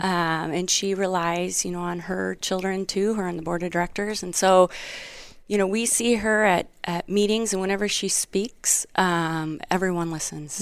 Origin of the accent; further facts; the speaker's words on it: Wisconsin, United States; moved away; where'd you grow up?" And I said, Wisconsin